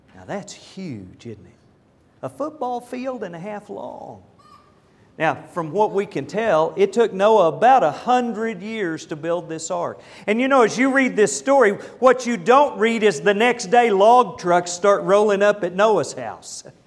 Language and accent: English; Lindsay, Oklahoma, United States; now in Dallas, United States; I was raised in Lindsay, Oklahoma.